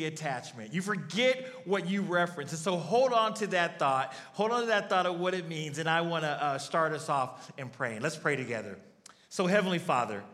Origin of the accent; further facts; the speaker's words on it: Arizona, United States; I'm from Arizona